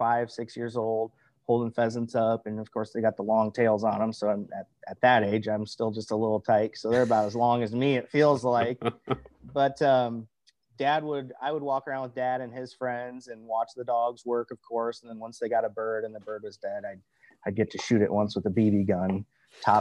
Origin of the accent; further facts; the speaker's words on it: Cedar Rapids, Iowa, United States; growing up around the Cedar Rapids, Iowa area, which is where I'm from and still currently reside in Cedar Rapids